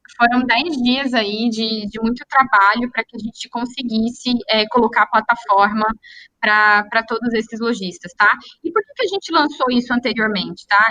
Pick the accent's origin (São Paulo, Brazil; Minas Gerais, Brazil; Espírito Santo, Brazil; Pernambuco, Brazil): Minas Gerais, Brazil; interior of; Eu sou do interior de Minas